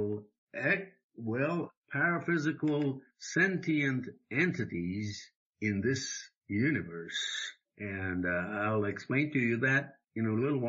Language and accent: English; Japan; moved away; when I was growing up in Japan